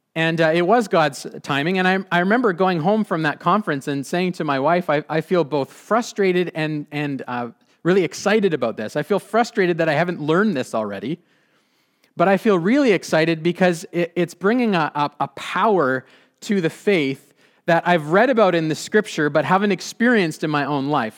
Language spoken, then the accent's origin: English; Abbotsford, British Columbia, Canada; I grew up in the Mennonite Brethren Church, this church